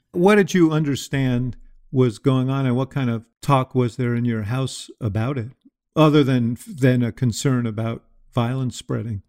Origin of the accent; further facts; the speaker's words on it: New York, United States; I was a kid growing up in New York